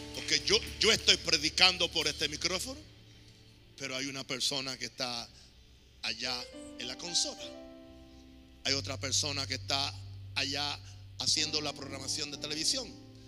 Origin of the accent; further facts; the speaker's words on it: Panama; aquí en mi país